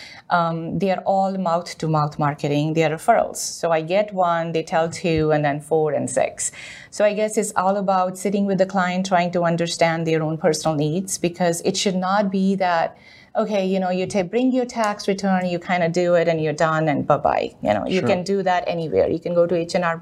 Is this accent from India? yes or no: yes; India; moved away as an adult; now in United States; I'm originally from India. I did my 12th grade in India and came here to do my bachelor's and master's